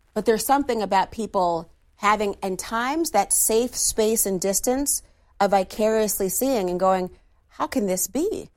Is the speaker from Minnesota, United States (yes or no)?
yes; Minnesota, United States; my home state of Minnesota